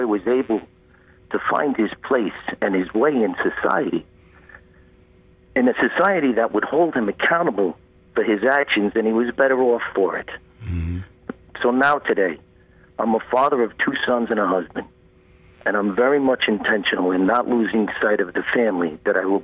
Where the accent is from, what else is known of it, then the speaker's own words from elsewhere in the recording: Brooklyn, New York, United States; moved away as an adult; now in North Carolina, United States; I grew up in Brooklyn in a community of very much like-minded people